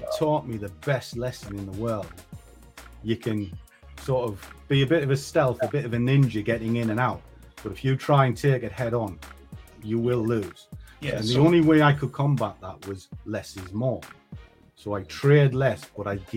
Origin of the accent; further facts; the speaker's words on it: Durham, North East England, United Kingdom; moved away; I am from the north. I come from Durham in the north of the UK